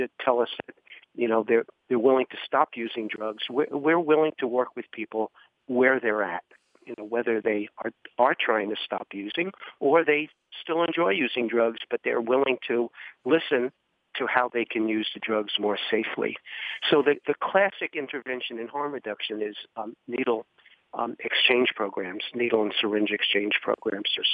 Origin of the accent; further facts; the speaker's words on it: New York City, New York, United States; moved away as an adult; also born or lived in Washington, D.C. / Crown Point, New Mexico; I grew up in New York City